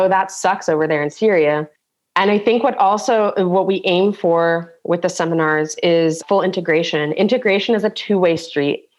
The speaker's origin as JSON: {"language": "English", "town": "San Diego", "region": "California", "country": "United States", "moved": "yes", "lives_now": "Germany", "said": "as an American coming from this multi-culti, like a melting pot of San Diego, where we had people from China, India, Mexico"}